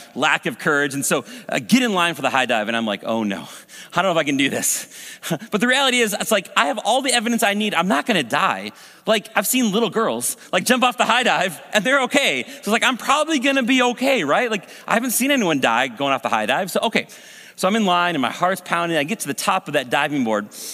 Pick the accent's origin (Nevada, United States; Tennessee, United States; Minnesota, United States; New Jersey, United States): Minnesota, United States; Maple Grove; I grew up here in Maple Grove